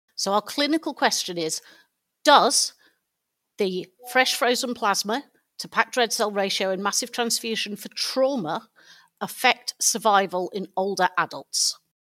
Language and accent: English; United Kingdom; being British